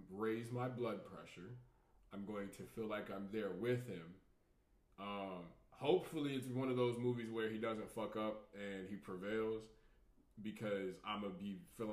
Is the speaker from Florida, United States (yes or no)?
yes; Tampa, Florida, United States; I grew up, we grew up in Tampa